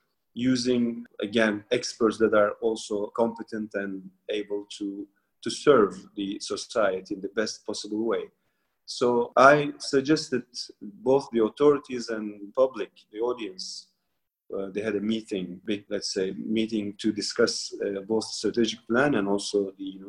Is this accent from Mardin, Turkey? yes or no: yes; Mardin, Turkey; I'm also from Mardin